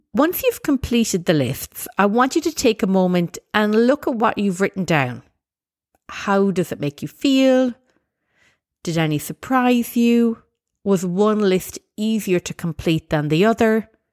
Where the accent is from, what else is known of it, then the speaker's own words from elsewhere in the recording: Ireland; as an Irish person, I know there's lots of great values that I've inherited from my background